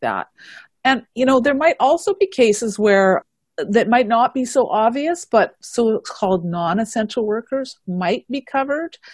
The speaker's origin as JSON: {"language": "English", "region": "Manitoba", "country": "Canada", "moved": "yes", "lives_now": "British Columbia, Canada", "said": "I am originally from Manitoba"}